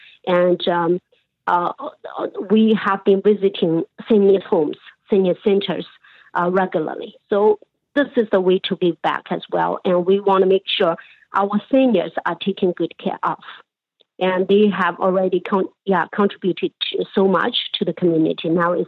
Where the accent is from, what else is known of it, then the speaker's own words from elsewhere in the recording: Canada; So we love this country. We are so proud of being a Canadian.